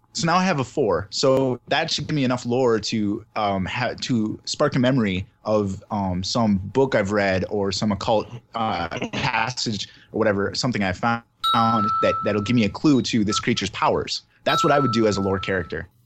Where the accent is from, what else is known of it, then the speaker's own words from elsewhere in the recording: Southern Minnesota, United States; now in Wisconsin, United States; I'm originally from Southern Minnesota